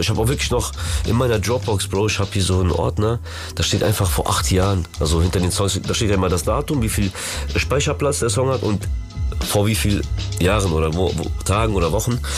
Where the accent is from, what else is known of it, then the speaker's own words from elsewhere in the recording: Germany; German is a second language; wo ich aufgewachsen bin, vom Asylheim, sind wir geflüchtet nach äh, Deutschland damals und Digga, aufgewachsen mit dieser ganzen Musik, Berliner Mucke, Frankfurter Mucke und wo ich Deutsch gelernt habe